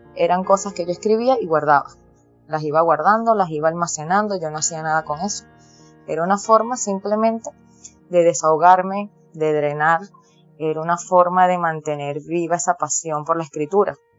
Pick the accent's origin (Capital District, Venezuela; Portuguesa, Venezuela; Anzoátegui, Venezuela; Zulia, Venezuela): Capital District, Venezuela; Caracas; yo nací aquí, siempre he vivido aquí en Venezuela, específicamente en la ciudad de Caracas. Yo soy de Caracas, Venezuela